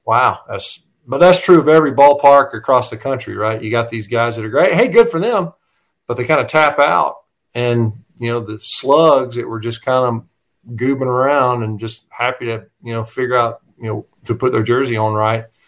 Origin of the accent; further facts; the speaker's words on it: Tucker, Georgia, United States; also born or lived in Gwinnett County, Georgia; we we grew up in Tucker, so um, Tucker High School was pretty darn good